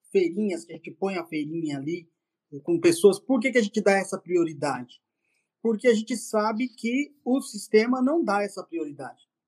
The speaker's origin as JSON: {"language": "Portuguese", "region": "São Paulo", "country": "Brazil", "said": "somos de São Paulo, dois irmãos pretinhos de São Paulo"}